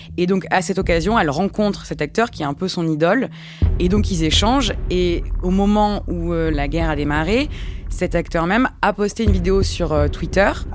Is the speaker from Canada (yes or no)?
no; France; en tant que Français